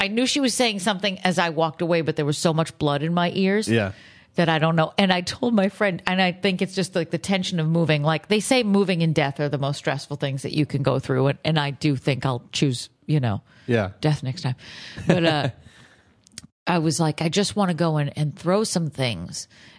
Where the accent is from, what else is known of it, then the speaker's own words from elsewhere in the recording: Boston, Massachusetts, United States; that's the thing with Boston, too, is, like, I love my hometown because, you know, not a lot of people who grew up there, when you move away, like it